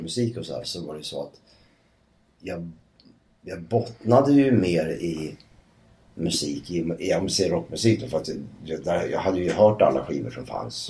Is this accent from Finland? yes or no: no; Södertälje, Stockholm County, Sweden; jag kommer ju från Södertälje